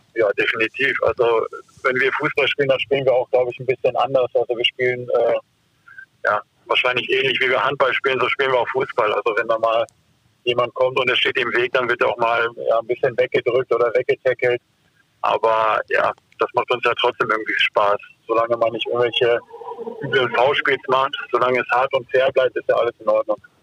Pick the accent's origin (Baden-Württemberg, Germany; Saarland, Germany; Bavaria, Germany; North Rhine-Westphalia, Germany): North Rhine-Westphalia, Germany; Duisburg; ich bin halt in Duisburg aufgewachsen